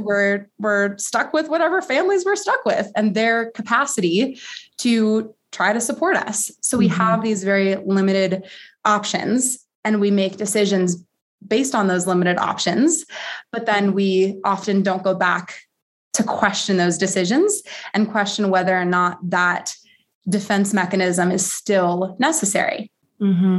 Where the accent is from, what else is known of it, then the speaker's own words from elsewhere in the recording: Colorado, United States; my home state